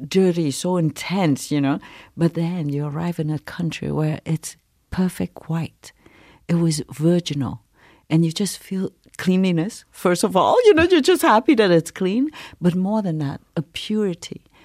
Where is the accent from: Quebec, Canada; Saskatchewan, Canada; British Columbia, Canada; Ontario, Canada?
Quebec, Canada; Montreal; English is a second language; also born or lived in Saigon, Vietnam / refugee camp, Malaysia; I'm from Montreal